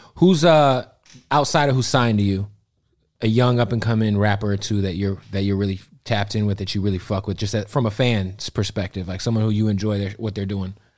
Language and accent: English; West Coast, United States; also born or lived in Florida; I'm from the West Coast